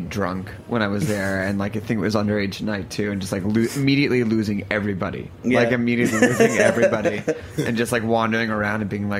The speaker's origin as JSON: {"language": "English", "town": "Philadelphia", "region": "Pennsylvania", "country": "United States", "tie": "born or raised there", "said": "We're both Philly kids."}